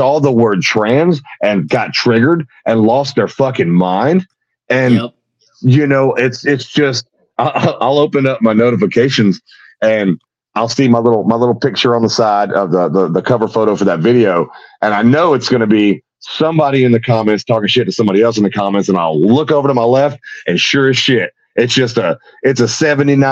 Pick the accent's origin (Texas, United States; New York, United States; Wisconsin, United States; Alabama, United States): Texas, United States; Houston; now in Sherman, United States; I was born up here in Sherman, which is north of Dallas, real redneck area up here. But I was raised in and around Houston, Texas